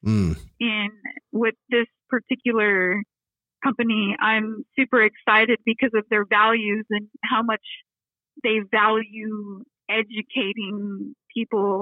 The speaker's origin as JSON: {"language": "English", "region": "Texas", "country": "United States", "moved": "yes", "lives_now": "Detroit, United States", "said": "I'm from Texas"}